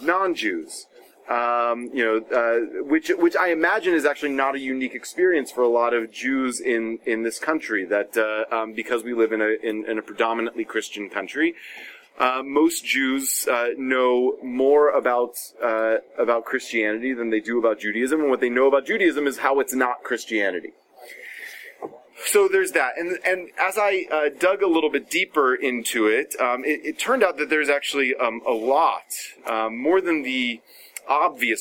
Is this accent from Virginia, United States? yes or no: no; Atlanta, Georgia, United States; also born or lived in Stone Mountain, Georgia; I grew up in Atlanta, Georgia, which is as they say, part of the Bible Belt